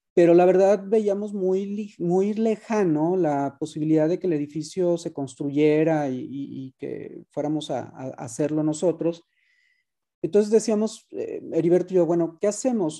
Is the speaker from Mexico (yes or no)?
yes; Guadalajara, Jalisco, Mexico; yo soy tapatío, tengo toda mi vida viviendo en Guadalajara